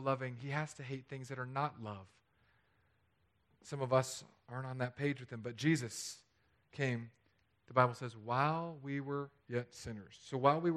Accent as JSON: {"language": "English", "region": "California", "country": "United States", "tie": "born or raised there", "moved": "yes", "said": "my home state"}